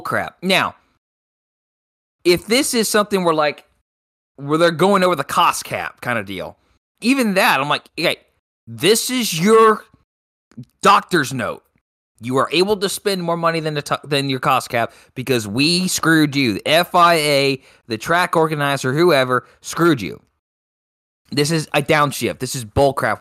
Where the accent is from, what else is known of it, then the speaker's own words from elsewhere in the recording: United States; as an American